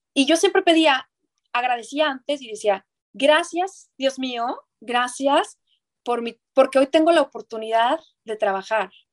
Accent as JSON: {"language": "Spanish", "region": "northern Mexico", "country": "Mexico", "said": "soy norteña"}